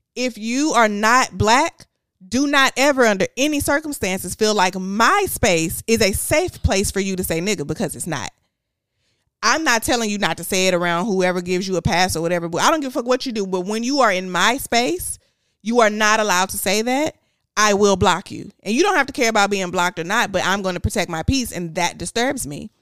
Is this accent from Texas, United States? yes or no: yes; Houston, Texas, United States; I was from Houston